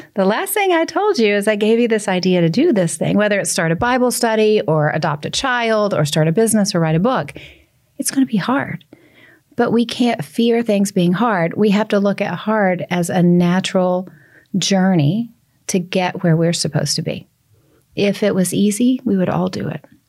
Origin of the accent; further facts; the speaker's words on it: Nashville, Tennessee, United States; accent: Southern; I'm from Nashville where we do occasionally have cold